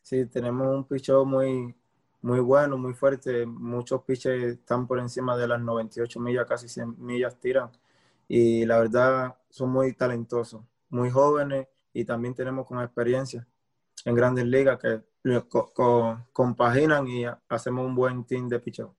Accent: Cuba; moved away as an adult; also born or lived in Mexico; now in United States; me escapé de Cuba en, un bote y llegué a México

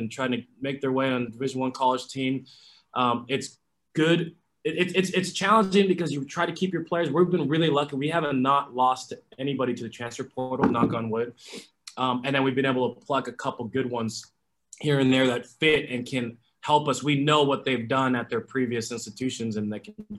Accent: Los Angeles, California, United States; moved away as an adult; also born or lived in New York City / North Carolina; I was born and raised in Los Angeles

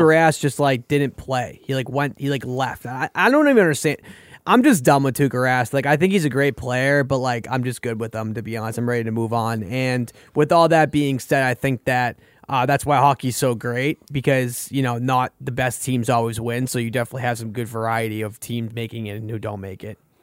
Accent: Boston, Massachusetts, United States; I'm from Boston

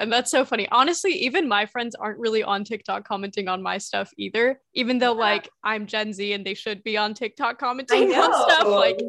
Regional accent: Indiana, United States; I grew up in Indiana.

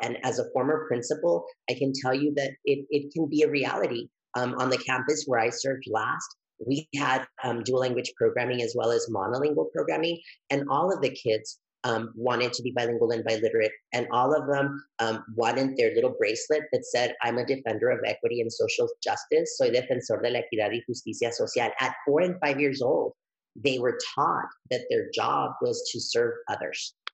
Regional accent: El Paso, Texas, United States; also born or lived in Juárez, Mexico; my hometown of El Paso

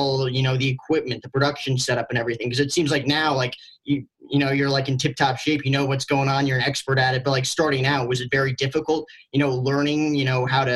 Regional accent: United States; I grew up in the New York, New Jersey area

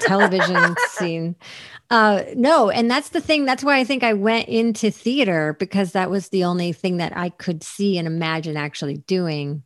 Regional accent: Syracuse, New York, United States; moved away as an adult; also born or lived in Portland / Los Angeles; Syracuse was like a very, is a, was a very Rust Belt depressed town when I, when I was growing up there

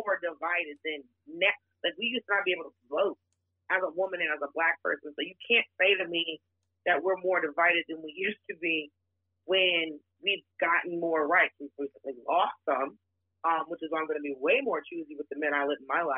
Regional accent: Atlanta, Georgia, United States; also born or lived in Miami, Florida; I'm originally from Miami, and I grew up in Atlanta

